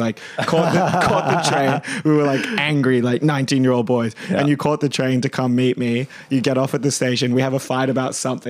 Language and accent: English; Gold Coast, Queensland, Australia; moved away as an adult; also born or lived in United Kingdom; now in Sydney, Australia; I was born in the UK, did high school on the Gold Coast, and then moved to the Inner West for uni. And I've been basically in the Inner West for the last 10 years.